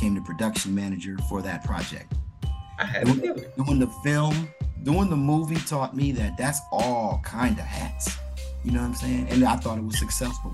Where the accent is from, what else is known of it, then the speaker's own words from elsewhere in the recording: Michigan, United States; moved away as an adult; also born or lived in Newark, New Jersey / Orlando, Florida; I'm from Michigan